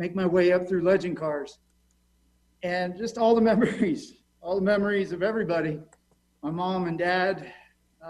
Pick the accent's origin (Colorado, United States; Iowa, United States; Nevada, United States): Nevada, United States; Las Vegas; this is my hometown